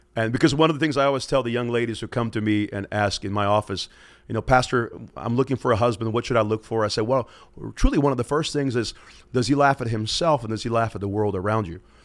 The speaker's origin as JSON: {"language": "English", "town": "Pensacola", "region": "Florida", "country": "United States", "moved": "yes", "lives_now": "Moscow, Idaho, United States", "said": "I'm from Pensacola, Florida"}